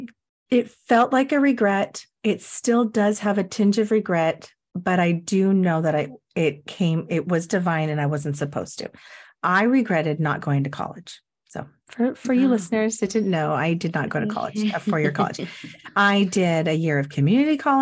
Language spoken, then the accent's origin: English; Everett, Washington, United States; I grew up in Everett in Cascade High School